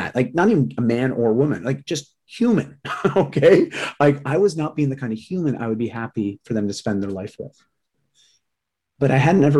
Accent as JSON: {"language": "English", "region": "Ontario", "country": "Canada", "tie": "born or raised there", "also_born_or_lived": "Vancouver", "moved": "as an adult", "said": "I moved from Ontario to Vancouver at 18"}